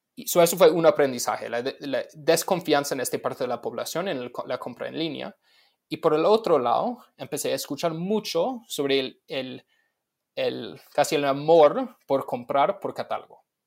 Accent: Los Angeles, California, United States; moved away; locales de mi pueblo, básicamente en Los Ángeles, en los Estados Unidos

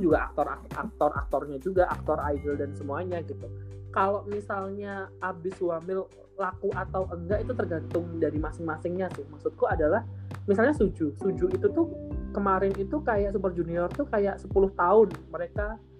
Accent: Java, Indonesia; accent: medok (Javanese); aku medok

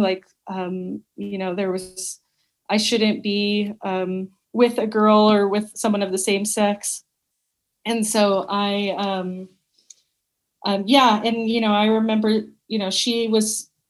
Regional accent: Dallas, Texas, United States; also born or lived in Georgetown, Texas; I was born and raised in Dallas, Texas, and I lived there until I graduated

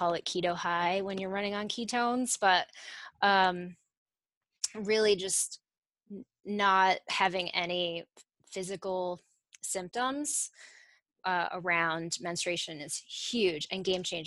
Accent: Italy; moved away; also born or lived in Connecticut; I grew up in Italy

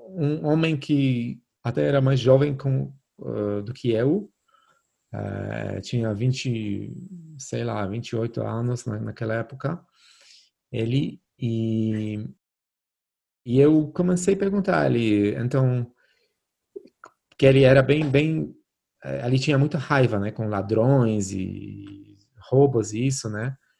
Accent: Poland; now in Brazil; na Polônia, né? Onde eu cresci

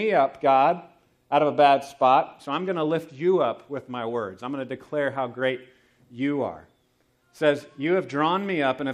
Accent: United States; growing up in America, I grew up kind of with a typical Thanksgiving celebration

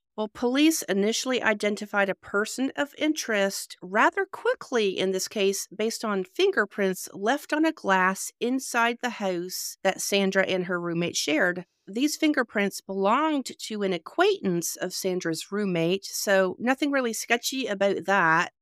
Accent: Canada; also born or lived in North Carolina; now in Georgia, United States; I am originally from Canada, so yeah, I've lived here and there myself

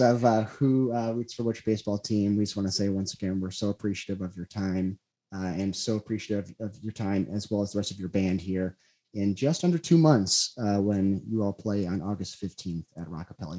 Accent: Chicago, Illinois, United States; I grew up on the South side

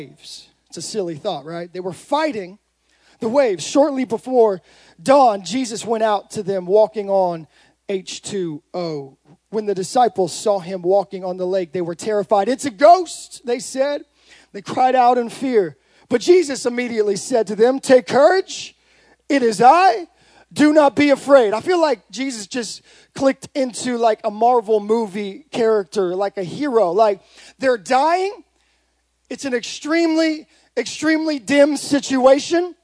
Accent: Modesto, California, United States; I'm from Modesto

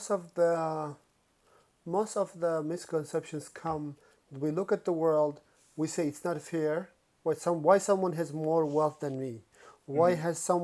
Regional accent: Uzbekistan; moved away; also born or lived in Denmark; I'm originally from Uzbekistan, but I was living in Denmark

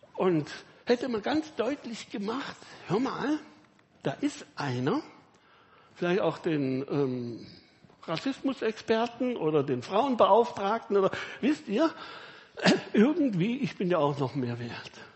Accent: Villingen-Schwenningen, Baden-Württemberg, Germany; Ich komme eben aus Villingen, Schwarzwälder

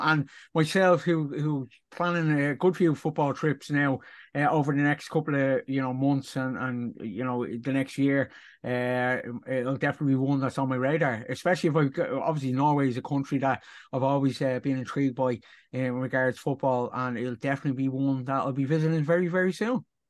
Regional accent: Dublin, Leinster, Ireland; I personally, as an Irishman, uh, from Dublin

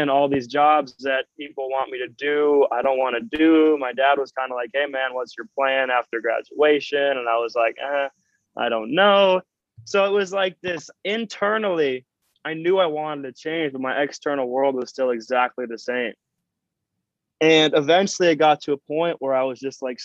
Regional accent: Minnesota, United States; I'm from Minnesota, so it is not an extremely entrepreneurial dreamer sort of culture

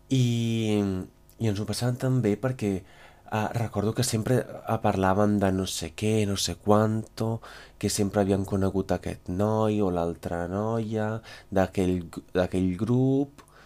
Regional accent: Veneto, Italy; Catalan is a second language; moved away as an adult; now in Catalonia, Spain; Jo sóc d'un poble de l'interior, uns 60 quilòmetres de Venècia

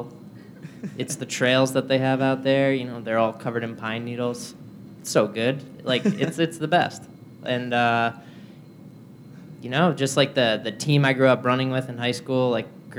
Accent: Long Island, New York, United States; now in New York City, United States; I grew up on Long Island, so it's always felt like somewhat like, you know, part of where I live

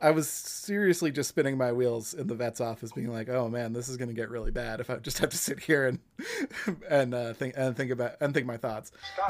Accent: Massachusetts, United States; since I'm from Massachusetts

